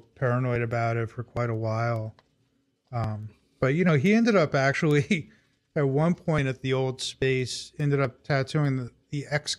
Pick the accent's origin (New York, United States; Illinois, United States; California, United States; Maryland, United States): New York, United States; New York City; born or raised there